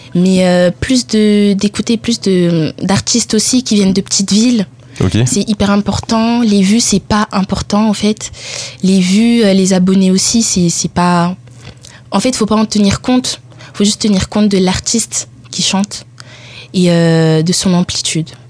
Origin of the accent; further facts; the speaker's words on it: France; also born or lived in Italy; Ensuite, j'ai déménagé en France. J'avais 8 ans.